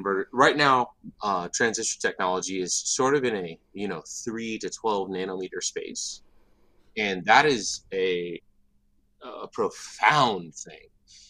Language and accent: English; San Diego, California, United States; born there; I was born in San Diego. My father was a drill instructor.